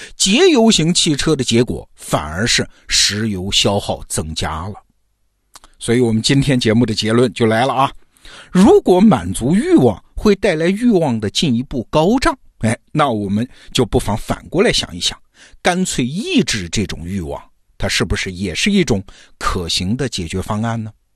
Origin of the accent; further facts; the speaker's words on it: China; 我们中国人